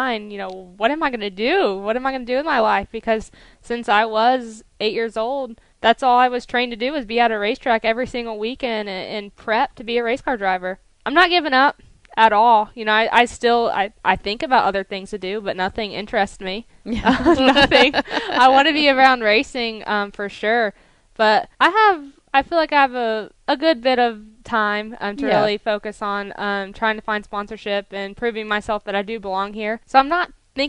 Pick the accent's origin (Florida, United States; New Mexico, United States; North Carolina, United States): Florida, United States; Pensacola; I do live like a minute from that racetrack. So all my family was there. My friends were there